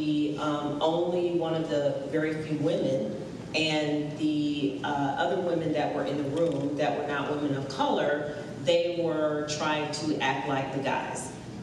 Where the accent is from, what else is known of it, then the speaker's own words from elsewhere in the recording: Jacksonville, Florida, United States; I'm still from Jacksonville, Florida